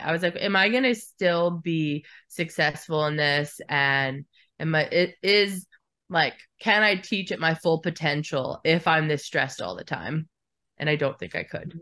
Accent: Alaska, United States; born or raised there

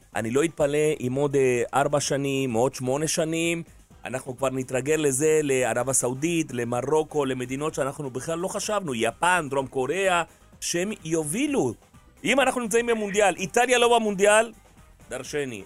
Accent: Uruguay; now in Israel; אני מאורוגוואי

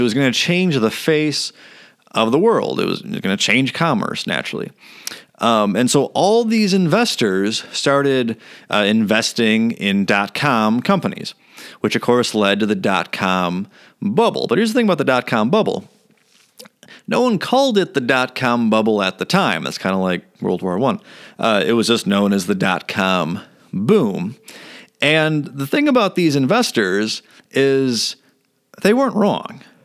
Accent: Elk Grove, United States; I grew up in Elk Grove.

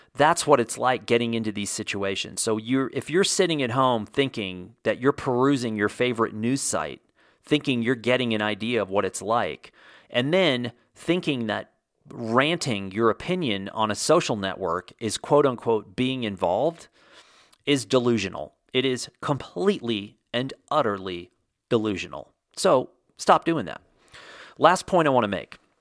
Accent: Texas, United States; I grew up surfing in Texas

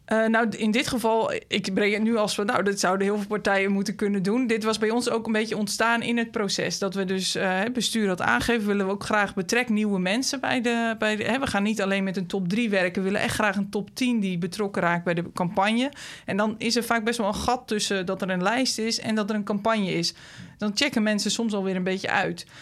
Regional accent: De Ronde Venen, Utrecht, Netherlands; moved away as an adult; now in Utrecht, Netherlands; in de gemeente waar ik ben opgegroeid, rond de Venen

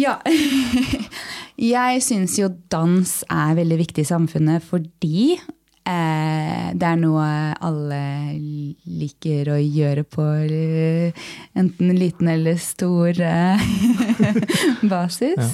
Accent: Lørenskog, Akershus, Norway; jeg er fra Lørenskog

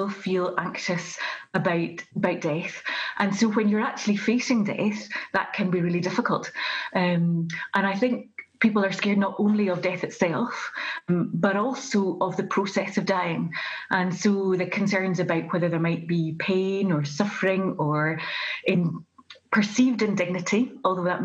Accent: Glasgow, Scotland, United Kingdom; I'm from Glasgow, from the west of Scotland.

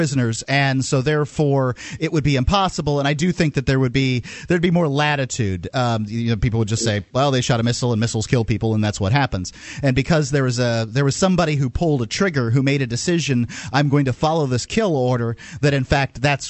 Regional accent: Southern United States, United States; accent: country; We use the country accent because we're from the South.

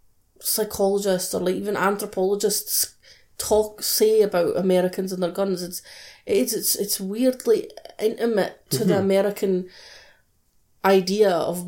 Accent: United Kingdom

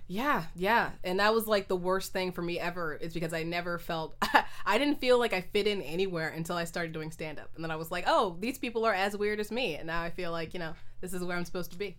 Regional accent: Oakland, California, United States; also born or lived in Berkeley; I was raised in Oakland my whole life.

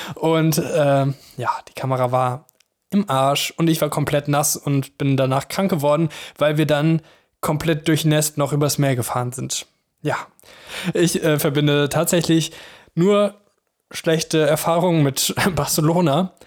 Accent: Mönchengladbach, North Rhine-Westphalia, Germany; moved away as an adult; now in Cologne, Germany; in meiner Heimat, in Mönchengladbach

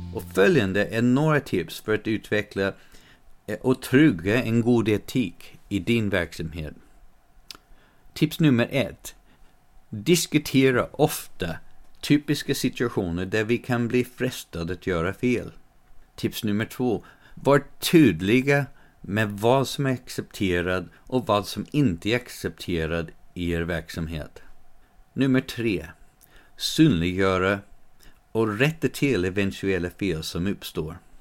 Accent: United States; now in Sweden; I den delen av USA där jag växte upp

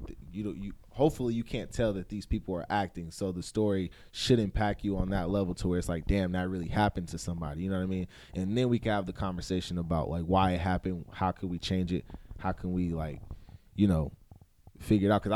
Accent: California, United States; moved away as an adult; now in Atlanta, United States; I'm born and raised in California. All I knew was California.

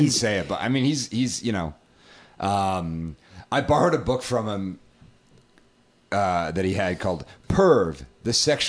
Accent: New England, United States; I'm from New England

